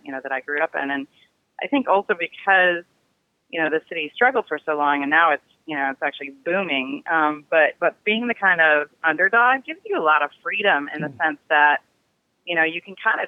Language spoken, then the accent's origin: English; Detroit, Michigan, United States; now in Silicon Valley, United States; growing up in Detroit, I was also, the minority in that I was white